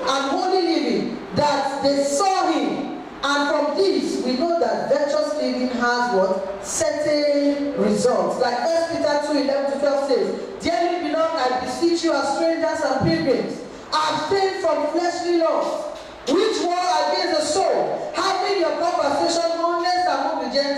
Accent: Kaduna State, Nigeria; Growing up in Kaduna State, Nigeria

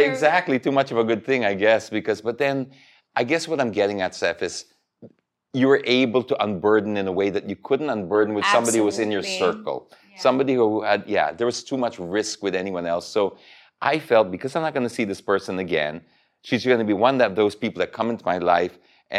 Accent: Philippines; Because, yes, I'm from the Philippines, but I'm based out and I just got stuck.

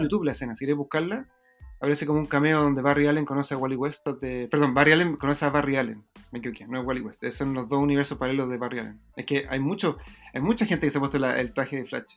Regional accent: Chile; yo soy chileno

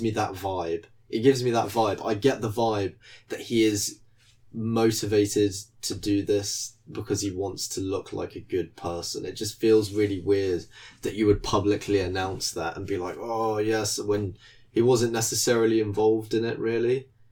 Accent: United Kingdom; as a British person

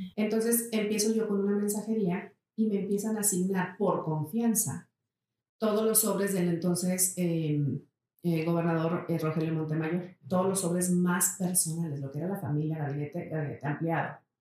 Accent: Saltillo, Coahuila, Mexico; yo nací aquí en Saltillo. Uno de mis, de mis grandes anhelos era no vivir en Saltillo cuando yo era una chava

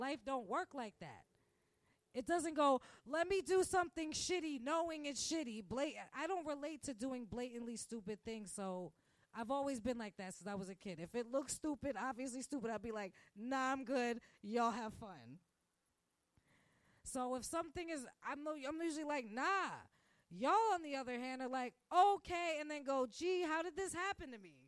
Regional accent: New York City, New York, United States; moved away as an adult; now in Manhattan, United States; I grew up in Park Slope

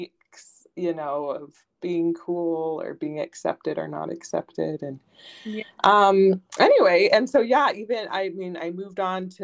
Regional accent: Southern California, United States; So I was born and raised in Southern California

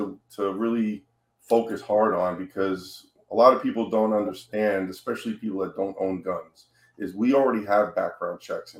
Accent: New York, United States; now in Florida, United States; I came from New York, okay? New York is probably one of the hardest states as a citizen to get a gun legally.

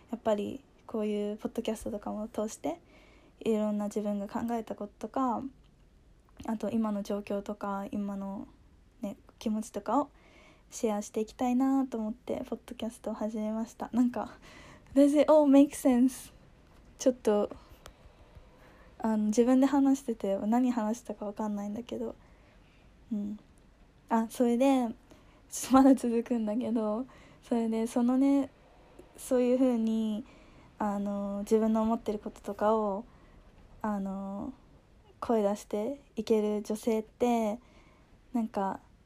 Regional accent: Japan; moved away as an adult; also born or lived in United States; now in Hong Kong; 自分が育生まれ育ってきた日本

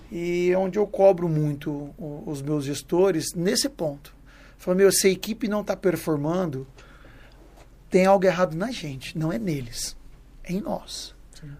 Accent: Mato Grosso, Brazil; now in São Paulo, Brazil; Eu morava na, no Mato Grosso, nascido e criado no Mato Grosso, lá morava, era, morava na fazenda com meus pais

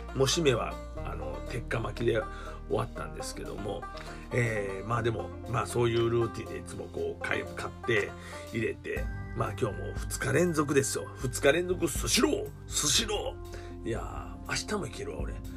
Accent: Kansai, Japan; 関西人ですから

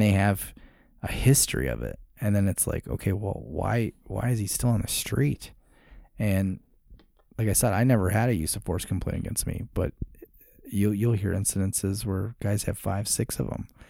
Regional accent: Chicago, Illinois, United States; now in Arizona, United States; So, I grew up in Chicago, was the Navy guy, became a cop

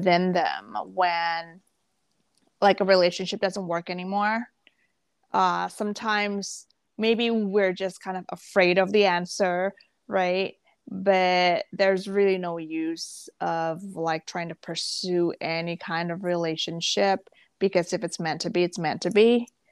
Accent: Jakarta, Indonesia; also born or lived in Malaysia / Singapore / Bangkok, Thailand; now in West Hartford, United States; So I grew up in Indonesia, in Jakarta

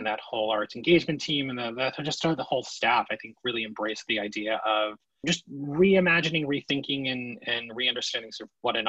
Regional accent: New Jersey, United States; also born or lived in Queens, New York; Born in Queens, New York, from Long Island Jewish Hospital. My parents are from New York, have like relatively thick New York accents. I somehow lost it. And when I was 5, we moved actually to New Jersey

